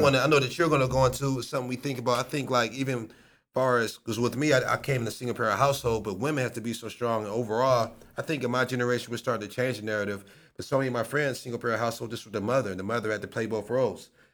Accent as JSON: {"language": "English", "town": "Akron", "region": "Ohio", "country": "United States", "tie": "born or raised there"}